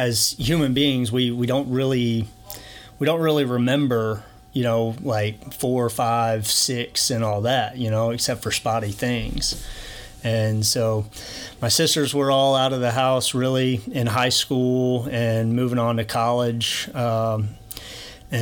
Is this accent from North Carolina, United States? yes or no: no; Alexandria, Louisiana, United States; born or raised there; moved away; also born or lived in Tulsa, Oklahoma